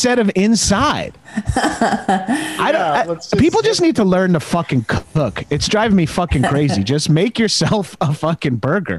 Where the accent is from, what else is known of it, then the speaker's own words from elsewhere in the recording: Long Island, New York, United States; I'm from Long Island, so it's practically the same.